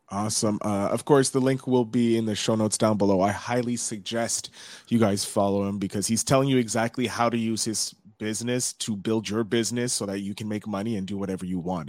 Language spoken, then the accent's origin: English; Canada; we're both Canadian. I'm on the, uh, East Coast